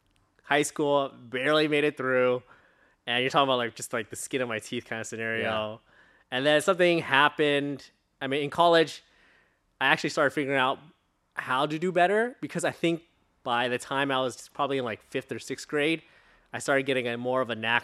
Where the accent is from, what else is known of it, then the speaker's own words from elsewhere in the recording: Long Beach, California, United States; I was born here, pretty much, in California, Long Beach. And then I pretty much stayed in OC the whole time.